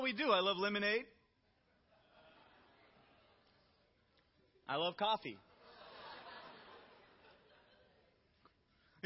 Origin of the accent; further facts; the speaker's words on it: the South, United States; I'm from the South